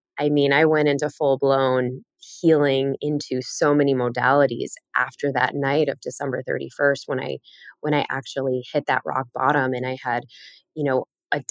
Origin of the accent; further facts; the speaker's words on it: Chicago, Illinois, United States; I grew up in Chicago